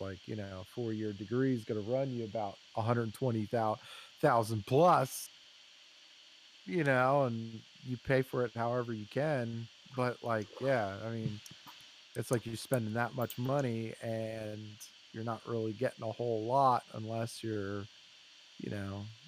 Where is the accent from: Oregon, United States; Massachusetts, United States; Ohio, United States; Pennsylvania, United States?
Pennsylvania, United States; Lancaster; I grew up in Lancaster